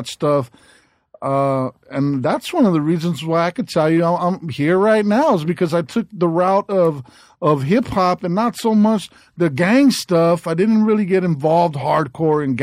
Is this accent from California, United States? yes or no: yes; South Gate, California, United States; I grew up in Southgate